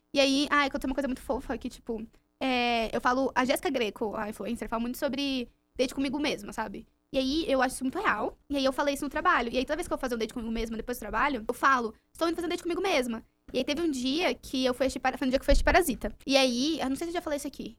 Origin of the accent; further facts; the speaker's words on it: Juquitiba, São Paulo, Brazil; eu fui criada em Juquitiba, mato